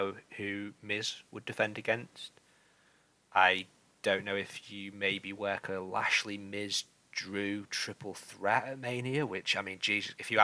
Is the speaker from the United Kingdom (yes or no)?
yes; United Kingdom; as a British viewer